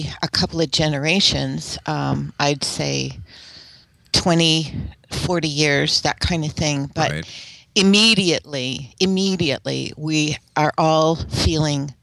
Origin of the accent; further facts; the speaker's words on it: United States; I'm speaking as an American